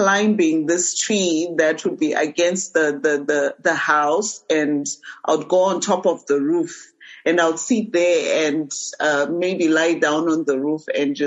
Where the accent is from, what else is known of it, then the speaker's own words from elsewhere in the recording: Harare, Zimbabwe; also born or lived in Beitbridge, Zimbabwe / United States; now in Mutare, Zimbabwe; I grew up in Harare